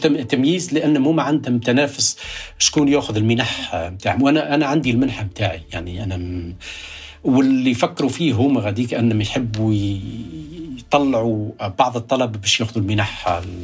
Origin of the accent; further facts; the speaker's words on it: rural Kasserine, Kasserine Governorate, Tunisia; also born or lived in Baltimore, United States; now in United States; ولدت في الريف